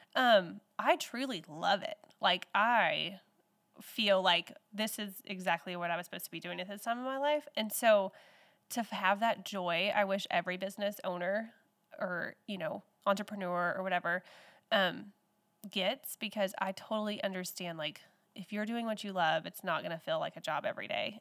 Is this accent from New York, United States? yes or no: no; Texas, United States; moved away as an adult; now in Newell, United States; I grew up in Texas and moved here in two thousand eleven, so I've been here for ten years.